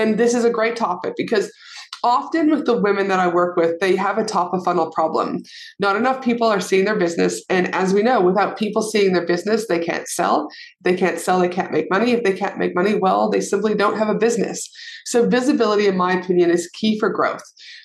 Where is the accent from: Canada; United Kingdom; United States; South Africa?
Canada; Alberta; now in Australia; I live in Australia, but I'm from Canada. So we, you know, Alberta specifically.